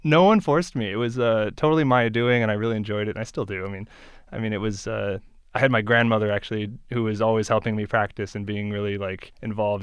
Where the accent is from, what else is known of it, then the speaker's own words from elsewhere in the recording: Beaverton, Oregon, United States; also born or lived in Eugene, Oregon; my hometown is Beaverton